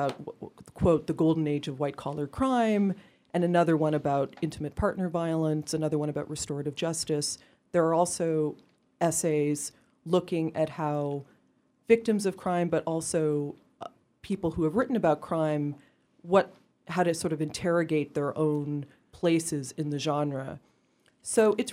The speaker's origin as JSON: {"language": "English", "country": "Canada", "said": "I'm Canadian"}